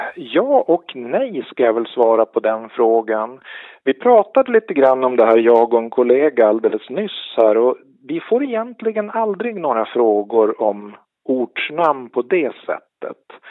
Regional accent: Örnsköldsvik, Västernorrland County, Sweden; Större delen av min uppväxt har varit i Örnsköldsvik då, som är grannkommun till Sollefteå. Så att jag är uppväxt ute vid kusten

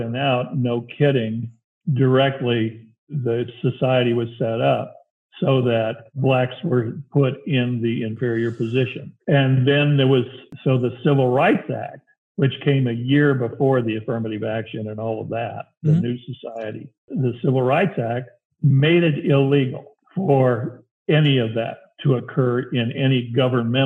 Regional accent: Albuquerque, New Mexico, United States; moved away; I grew up in Albuquerque, New Mexico

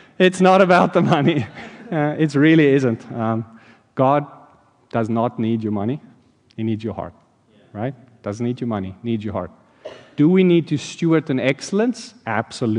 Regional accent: South Africa; now in Landenberg, United States; in South Africa, growing up there

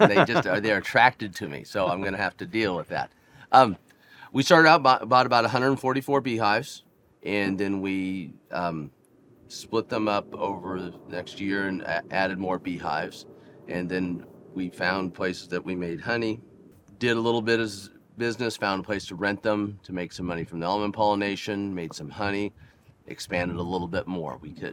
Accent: Santa Barbara, California, United States; growing up in Santa Barbara.

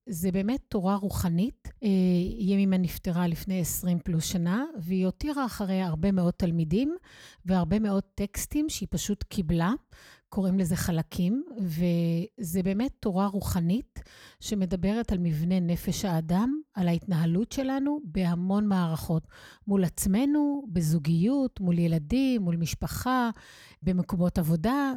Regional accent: Israel; אני כישראלית, צברית

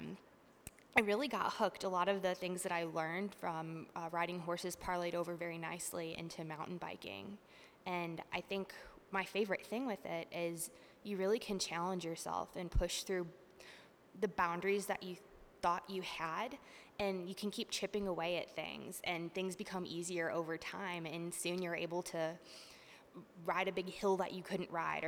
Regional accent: Northeast Ohio, United States; moved away as an adult; now in Arkansas, United States; I'm from Northeast Ohio. And growing up in the 90s, there really wasn't a mountain biking scene there

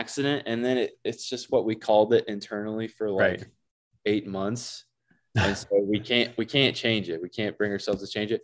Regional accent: north of Indianapolis, United States; now in Wisconsin, United States; I grew up in Indiana

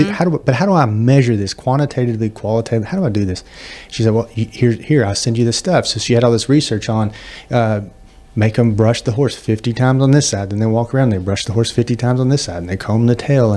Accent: United States; also born or lived in Oklahoma; now in Auburn, United States; I'm from Texas, Oklahoma

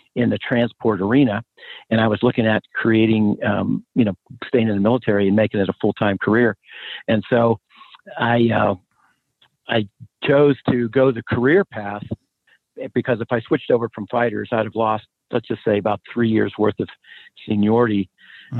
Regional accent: Pennsylvania, United States; moved away as an adult; I'm from a small coal mining town in Steeltown in Pennsylvania, and uh, Western Pennsylvania, outside a couple hours from Pittsburgh

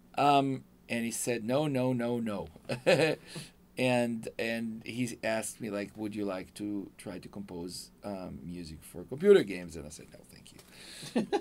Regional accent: Israel; English is a second language; moved away as an adult; now in Los Angeles, United States; I'm from Israel. Yeah. Uh, I came here with my wife

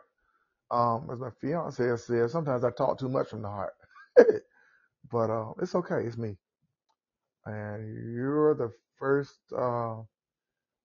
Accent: the South, United States; accent: southern; this is my southern accent, so I'm in the south.

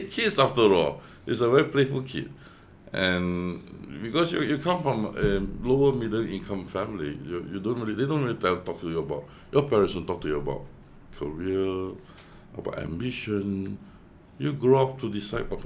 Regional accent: Kuala Lumpur, Malaysia; also born or lived in Singapore; I studied in Cochrane Road School

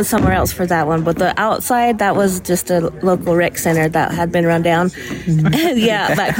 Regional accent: Cherokee, North Carolina, United States; We're from Cherokee, North Carolina.

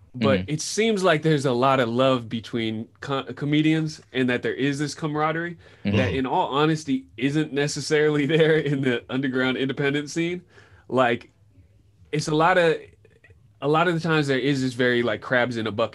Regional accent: Sebastopol, California, United States; moved away as an adult; also born or lived in Los Angeles; growing up in Sebastopol

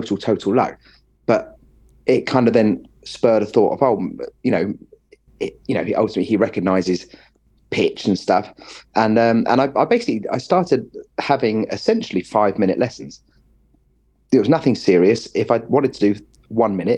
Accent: Watford, East of England, United Kingdom; also born or lived in Westminster, London / Friern Barnet, London / Welwyn Garden City; now in Bedford, United Kingdom; moved to Watford. I lived in Watford kind of until I went to music college

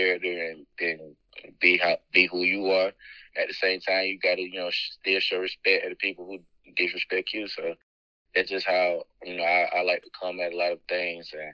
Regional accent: Albany, Georgia, United States; growing up in Albany, growing up in Albany, Georgia, it was a hard time

